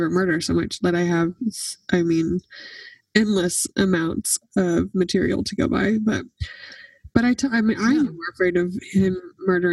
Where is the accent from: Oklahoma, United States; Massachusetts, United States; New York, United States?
Oklahoma, United States; now in Franklin, United States; Growing up in Oklahoma